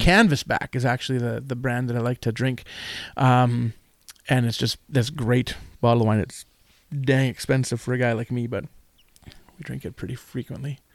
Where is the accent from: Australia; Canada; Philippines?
Canada; Manitoba; also born or lived in Winnipeg / North Kelowna; I'm from Manitoba